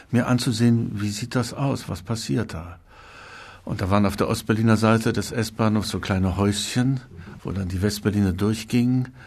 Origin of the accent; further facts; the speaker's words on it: Wrocław, Lower Silesian Voivodeship, Poland; born there; Und als ich sagte, ich bin in Breslau geboren, dann strahlte sie, denn sie war auch aus Breslau.